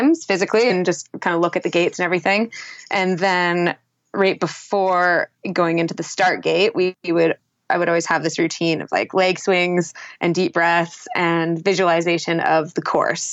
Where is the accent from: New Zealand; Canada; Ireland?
Canada; Whistler, British Columbia; I grew up in Whistler and was on skis at the age of 2.